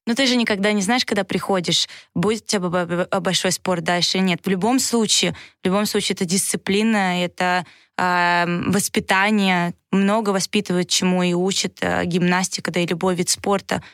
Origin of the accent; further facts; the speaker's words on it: Saint Petersburg, Russia; also born or lived in Moscow / Novogorsk; я сама из Санкт-Петербурга